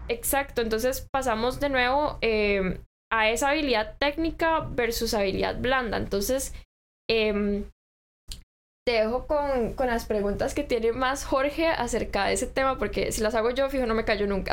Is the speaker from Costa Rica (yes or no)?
yes; Costa Rica; como ciudadanos costarricenses